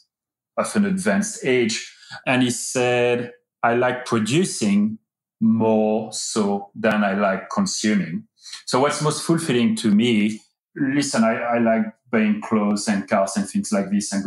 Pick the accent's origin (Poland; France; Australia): France; moved away as an adult; also born or lived in United Kingdom; now in United States; I was born in France and I've been living in the United States for 13 years